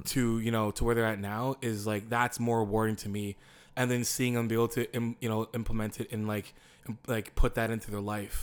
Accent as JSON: {"language": "English", "town": "Windsor", "region": "Ontario", "country": "Canada", "said": "I'm from Windsor, Ontario."}